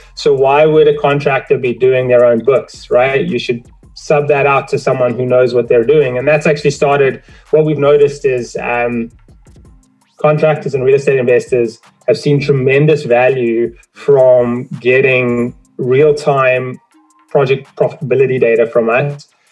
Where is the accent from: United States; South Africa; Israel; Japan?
South Africa; now in Toronto, Canada; I'm originally from South Africa uh, immigrated to Canada, Toronto